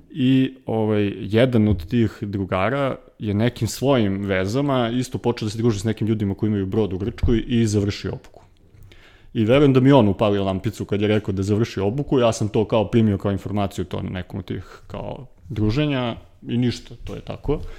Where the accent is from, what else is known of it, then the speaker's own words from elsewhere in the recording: Kragujevac, Šumadija, Serbia; now in Belgrade, Serbia; ja sam rođen u Kragovicu, živim u Beogradu